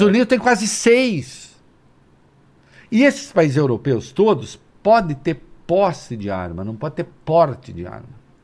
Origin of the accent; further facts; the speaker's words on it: Dois Córregos, São Paulo, Brazil; eu sou de dois corgos.